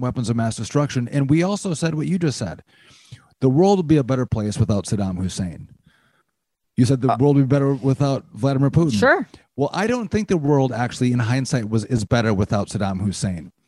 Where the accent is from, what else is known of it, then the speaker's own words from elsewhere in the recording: Wisconsin, United States; my home state and Rachel's home state of Wisconsin